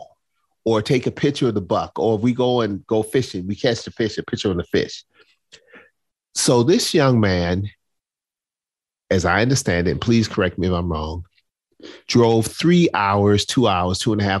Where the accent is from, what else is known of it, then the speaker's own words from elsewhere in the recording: Charleston, South Carolina, United States; I grew up in Charleston, South Carolina.